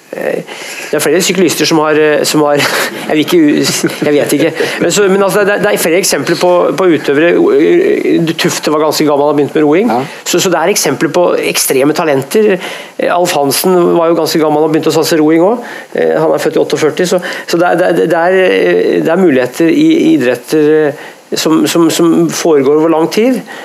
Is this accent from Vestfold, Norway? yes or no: no; Hedmarken, Innlandet, Norway; Jeg er jo fra Hedmarken, og der sunt betyr Hvis bilen din er sunn, så er den ødelagt